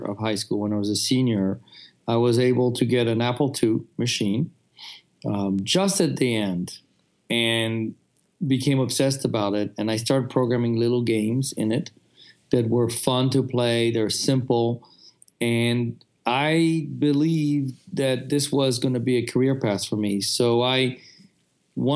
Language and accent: English; France; moved away; I grew up in France